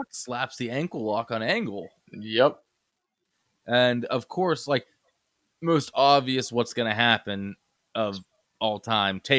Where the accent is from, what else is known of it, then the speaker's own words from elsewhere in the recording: Canada; Give them reasons, not just we're Canadian.